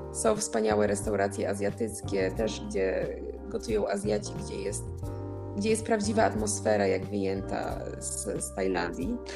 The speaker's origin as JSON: {"language": "Polish", "country": "Poland", "moved": "yes", "said": "pochodzimy z takiego kraju jak Polska"}